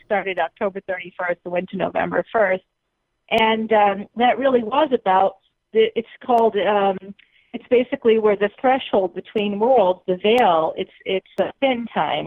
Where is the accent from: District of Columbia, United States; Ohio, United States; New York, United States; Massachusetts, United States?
Massachusetts, United States; Boston; accent: Boston; my Boston accent